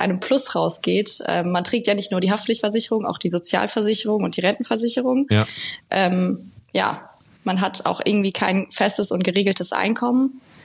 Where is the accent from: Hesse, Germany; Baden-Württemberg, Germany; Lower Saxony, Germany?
Hesse, Germany; Limburg-Weilburg district; moved away as an adult; now in Frankfurt, Germany; ich komme aus, also meine Eltern wohnen im Kreis Limburg-Weilburg, wo ich herkomme